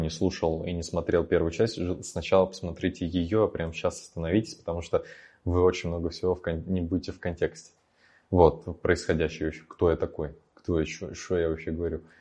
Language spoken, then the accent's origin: Russian; Naberezhnye Chelny, Tatarstan, Russia; moved away as an adult; Вот мне 18 лет, мне вот я только переехал из Челнов, э, и я могу быть предпринимателем